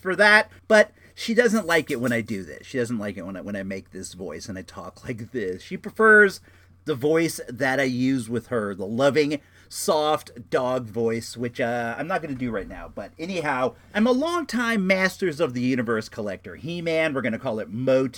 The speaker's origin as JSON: {"language": "English", "town": "Santa Rosa", "region": "California", "country": "United States", "tie": "born or raised there", "also_born_or_lived": "Oak Lawn, Illinois", "said": "I'm a Santa Rosa guy. I live in Rincon Valley. I've lived here for, I don't know, 39 years now. I moved from Oaklawn, Illinois when I was in fourth grade"}